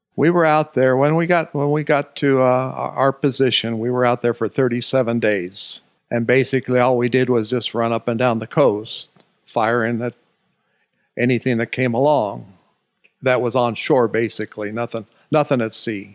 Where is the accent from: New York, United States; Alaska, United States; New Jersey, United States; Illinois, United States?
Alaska, United States; moved away as an adult; also born or lived in Olympia, Washington; from age three to age eighteen in Alaska.